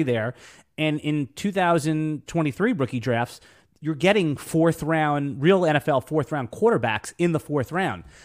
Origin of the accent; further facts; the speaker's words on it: New York, United States; moved away as an adult; now in Jacksonville, United States; I'm a New Yorker, native New Yorker